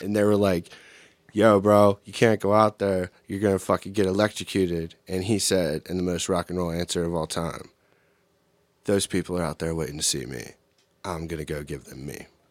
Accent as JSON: {"language": "English", "country": "United States", "said": "I'm an American and a product of the American public education"}